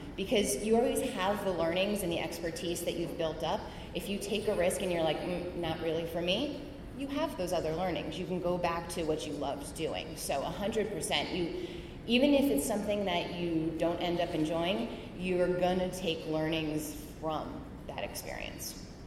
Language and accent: English; White Plains, New York, United States; I grew up mostly in White Plains, New York